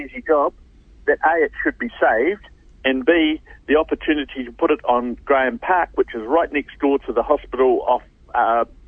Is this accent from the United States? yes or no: no; Whanganui, Manawatū-Whanganui, New Zealand; now in Hamilton, New Zealand; my old hometown's Whanganui